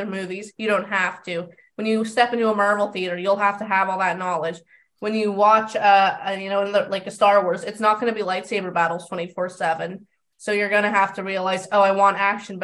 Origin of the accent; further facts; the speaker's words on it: California, United States; I'm from California